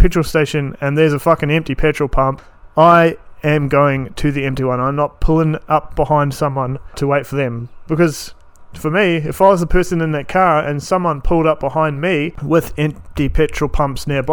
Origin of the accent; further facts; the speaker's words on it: New Zealand; moved away as an adult; now in Townsville, Australia; I am a New Zealander, born and bred New Zealand.